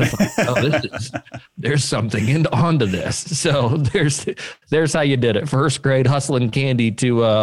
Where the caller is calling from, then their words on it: Memphis, Tennessee, United States; Memphis, Tennessee.